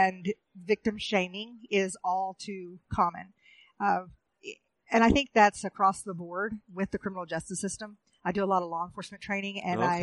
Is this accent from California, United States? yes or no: no; Oklahoma, United States; moved away as an adult; also born or lived in Pine Ridge Reservation / Standing Rock; I'm originally from Oklahoma. I'm a citizen of the Muscogee Creek Nation